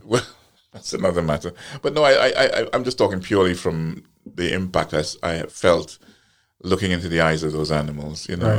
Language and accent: English; Guyana; moved away; also born or lived in Trinidad; I was born in Guyana and, uh, but I have an apartment in Trinidad.